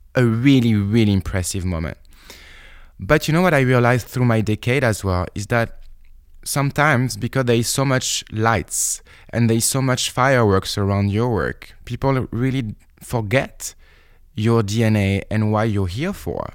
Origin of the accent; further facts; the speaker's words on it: Bordeaux, Nouvelle-Aquitaine, France; also born or lived in Paris, France; I come from Bordeaux